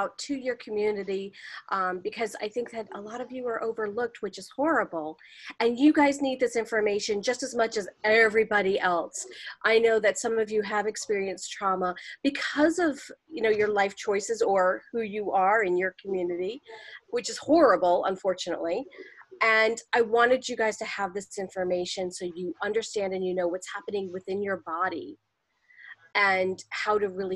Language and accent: English; New York, United States; I'm from New York. I'm from New York